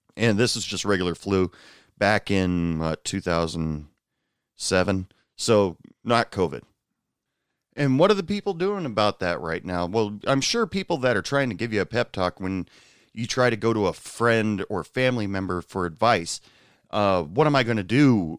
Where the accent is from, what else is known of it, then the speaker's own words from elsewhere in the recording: Portland, Oregon, United States; now in New York City, United States; I'm originally from the Portland area, uh, Portland area in Oregon